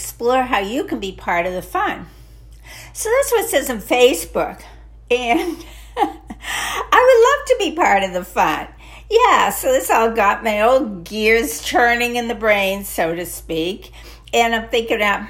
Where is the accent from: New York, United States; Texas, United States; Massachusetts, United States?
Massachusetts, United States; I grew up in Massachusetts